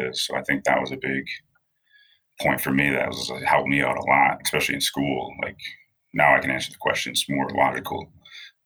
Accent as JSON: {"language": "English", "town": "Rochester", "region": "New Hampshire", "country": "United States", "tie": "born or raised there", "moved": "as an adult", "lives_now": "South Florida, United States", "said": "I grew up in Rochester, New Hampshire, small town in New England"}